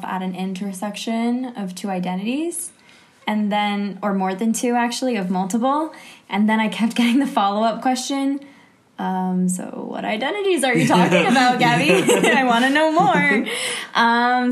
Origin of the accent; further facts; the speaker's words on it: New Hampshire, United States; now in Jerusalem, Israel; I'm from New Hampshire, and I'm living in Jerusalem